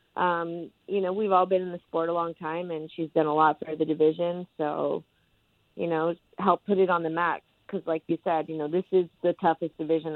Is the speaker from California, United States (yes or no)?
yes; California, United States; my home state of California